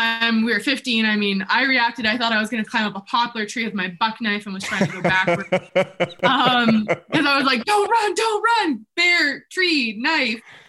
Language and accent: English; Canada; also born or lived in New Zealand; growing up in Canada